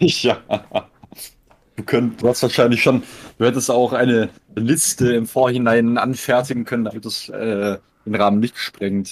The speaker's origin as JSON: {"language": "German", "town": "Konstanz", "region": "Baden-Württemberg", "country": "Germany", "tie": "born or raised there", "said": "Mein Geburtsort ist das Krankenhaus Konstanz. Und da habe ich mich auch nicht aus einem äh, also wohn, wohnlich habe ich mich da jetzt nicht aus einem 20 Kilometer Radius bisher wegbewegt"}